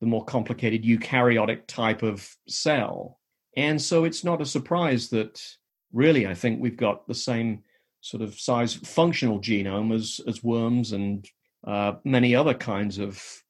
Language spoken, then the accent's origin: English; England, United Kingdom; now in United States; I had a somewhat unusual upbringing as a child growing up in England